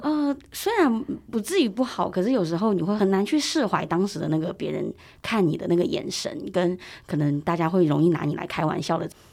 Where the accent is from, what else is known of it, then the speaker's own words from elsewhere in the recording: Taiwan; 我自己在台湾长大